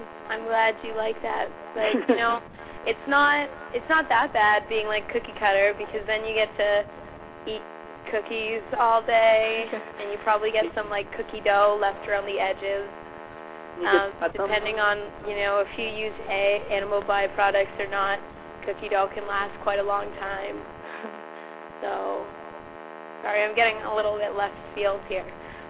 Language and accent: English; Philippines; I am also Filipino.